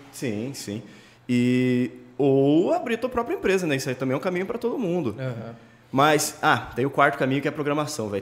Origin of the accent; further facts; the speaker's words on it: Limeira, São Paulo, Brazil; Sou de Limeira, né, interior de São Paulo aqui